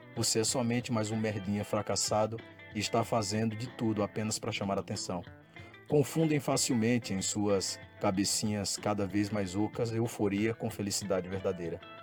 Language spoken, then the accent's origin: Portuguese; Panelas, Pernambuco, Brazil; born or raised there